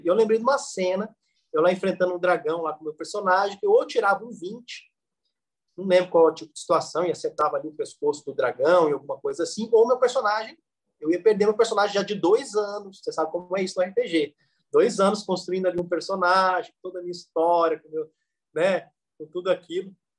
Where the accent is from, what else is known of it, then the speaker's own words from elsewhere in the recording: Varginha, Minas Gerais, Brazil; Eu sou de Varginha, né? Nascido em Varginha